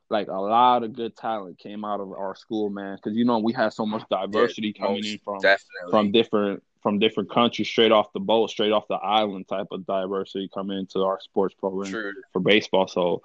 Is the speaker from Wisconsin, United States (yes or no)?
no; Cleveland, Ohio, United States; also born or lived in Dominican Republic; as soon as they came to the United States, they came to Cleveland. And then I was born here